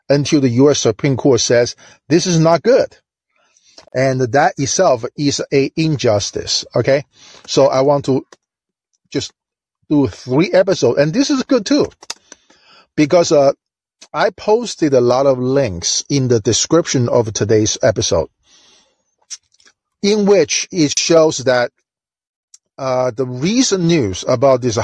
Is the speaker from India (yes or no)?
no; China; now in United States; I'm from China, and Chinese are very big on education